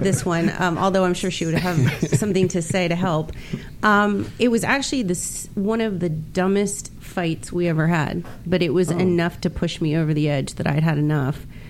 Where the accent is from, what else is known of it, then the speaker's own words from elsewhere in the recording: Miami, Florida, United States; moved away as an adult; also born or lived in Texas; now in California, United States; growing up in Miami